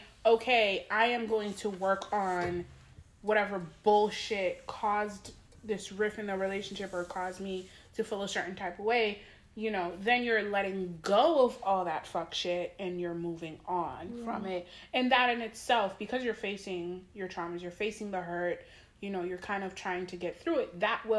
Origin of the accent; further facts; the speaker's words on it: Haiti; I'm from Haiti.